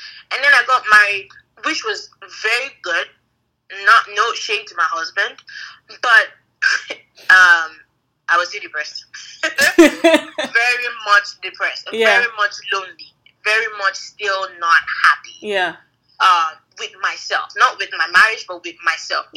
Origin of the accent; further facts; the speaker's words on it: Nigeria; from Nigeria, married to this man